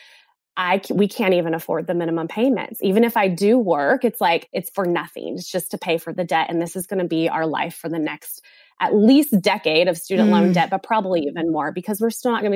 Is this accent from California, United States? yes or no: yes; California, United States; moved away as an adult; now in South Carolina, United States